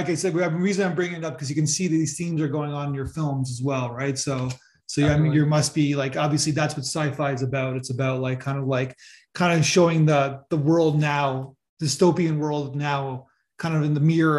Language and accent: English; Canada; I'm Canadian